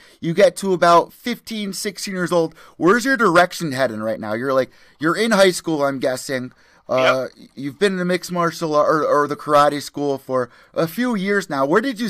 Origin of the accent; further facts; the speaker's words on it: New Haven, Connecticut, United States; I'm from New Haven.